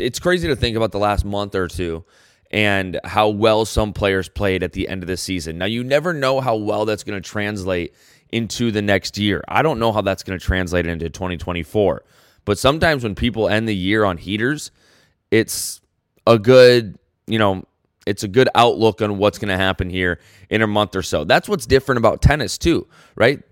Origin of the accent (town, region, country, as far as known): United States